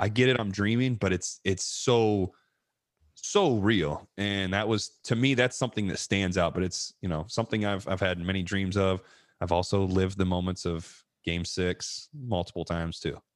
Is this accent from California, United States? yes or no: no; Ohio, United States; in front of my family, my friends, you know, it's my home state